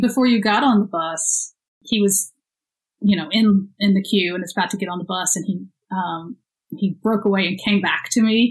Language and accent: English; Houston, Texas, United States; born or raised there; moved away as an adult; also born or lived in London